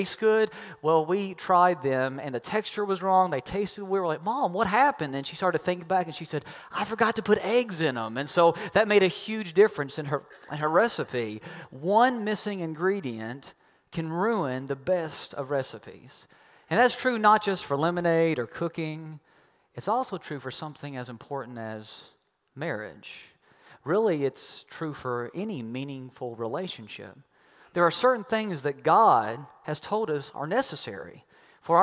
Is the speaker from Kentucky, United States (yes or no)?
yes; Kentucky, United States; I'm from Kentucky